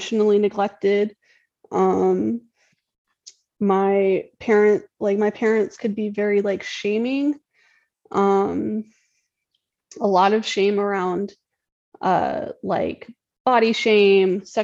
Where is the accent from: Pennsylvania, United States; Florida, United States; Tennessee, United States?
Tennessee, United States; I grew up in Tennessee